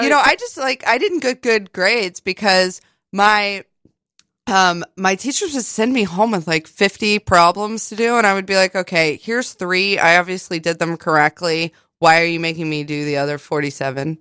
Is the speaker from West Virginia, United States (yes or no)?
yes; West Virginia, United States; moved away; growing up in West Virginia